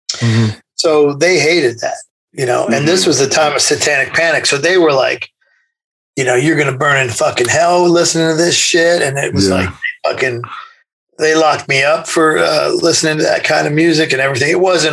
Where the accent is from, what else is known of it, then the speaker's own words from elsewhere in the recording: Indiana, United States; born there; also born or lived in Kentucky; No, I was born in Indiana.